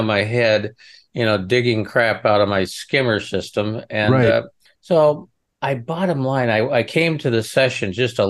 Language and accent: English; Nebraska, United States; Well, okay. I came from Nebraska. What is winter grass?